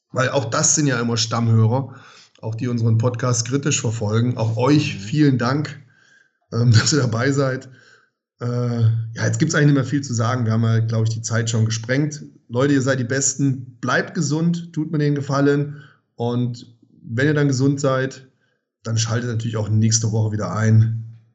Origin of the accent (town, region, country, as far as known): Germany